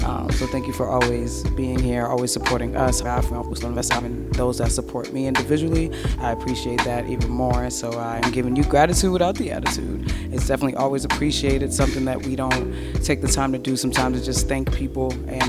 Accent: East Coast, United States; I mean, I'm used to it. Like I said, I'm from the East Coast

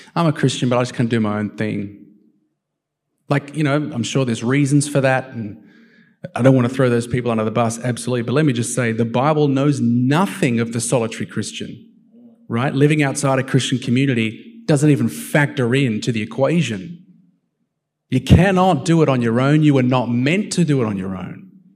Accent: Australia; also born or lived in United States; as an Aussie, Aussie

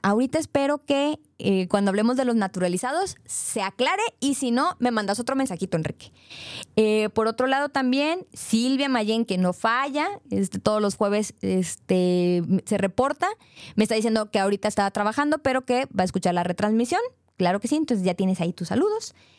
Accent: Monterrey, Nuevo León, Mexico; yo soy de Monterrey, soy regia

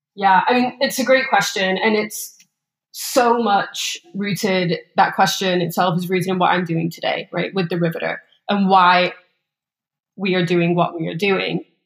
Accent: England, United Kingdom; moved away as an adult; also born or lived in Scottsdale, Arizona, United States; now in Los Angeles, United States; I was raised in a pretty small town in England

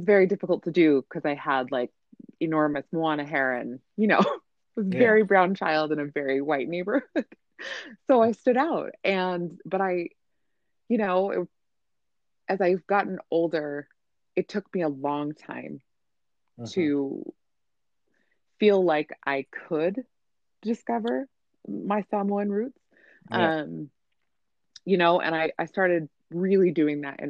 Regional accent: Provo, Utah, United States; I grew up in Provo, Utah in the 90s.

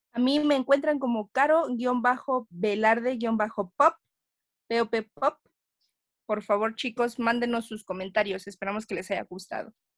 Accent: Mexico; nosotros como mexicanos

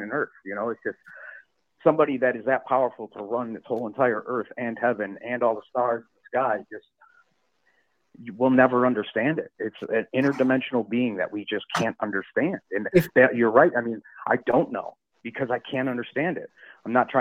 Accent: Chicago, Illinois, United States; I'm from Chicago too, so I went to St. Lawrence High School

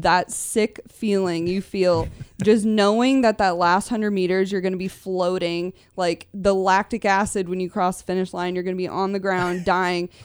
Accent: Newbury Park, California, United States; I grew up in Newbury Park

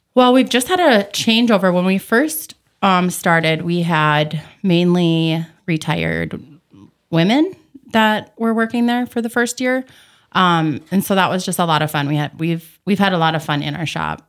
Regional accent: Bemidji, Minnesota, United States; moved away as an adult; also born or lived in Saranac Lake, New York; now in Fergus Falls, United States; I grew up in Bemidji, Minnesota.

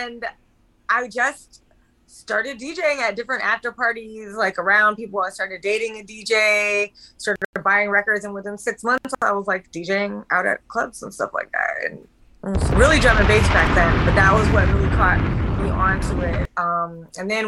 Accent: Tampa, Florida, United States; moved away; also born or lived in Atlanta; I grew up in Tampa

